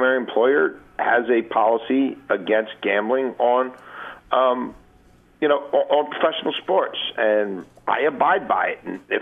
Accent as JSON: {"language": "English", "town": "Baltimore", "region": "Maryland", "country": "United States", "tie": "born or raised there", "said": "Growing up in Baltimore in the early 80s"}